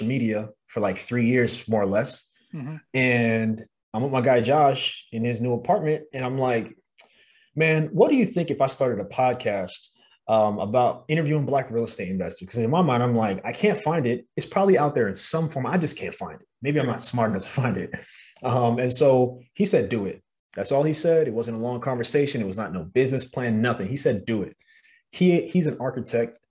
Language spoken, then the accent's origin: English; New York City, New York, United States; moved away as an adult; now in Los Angeles, United States; I'm from Brooklyn, New York